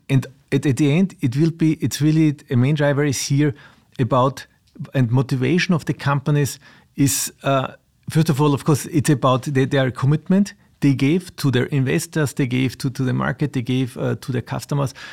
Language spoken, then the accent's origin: English; Austria; also born or lived in south of Vienna; I was of Austria, I live south of Vienna